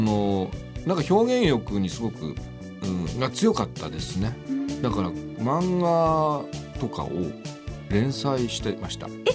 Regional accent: Utsunomiya, Tochigi, Japan; moved away as an adult; also born or lived in Kawachi, Tochigi; now in Tokyo, Japan; 生まれは宇都宮

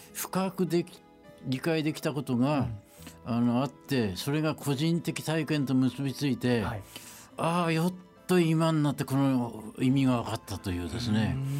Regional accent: Utsunomiya, Tochigi, Japan; 宇都宮で生まれて宇都宮で育った

